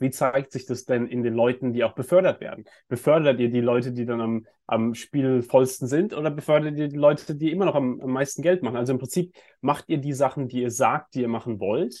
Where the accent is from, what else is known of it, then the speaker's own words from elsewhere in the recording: Germany; ich bin ja auch in, in Deutschland äh, aufgewachsen